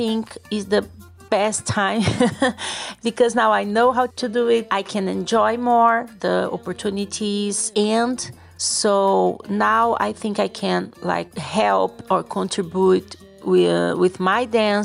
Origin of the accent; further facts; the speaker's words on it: Cascavel, Paraná, Brazil; I'm from Cascavel in the south of Brazil.